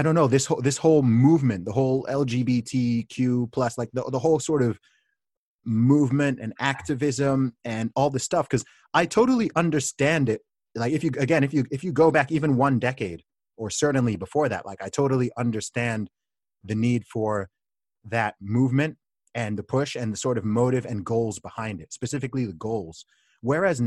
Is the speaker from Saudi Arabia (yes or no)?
yes; Saudi Arabia; moved away as an adult; also born or lived in Nigeria; I grew up in Saudi Arabia. Right, I lived in Saudi Arabia for 19 years, and my family background is originally from Nigeria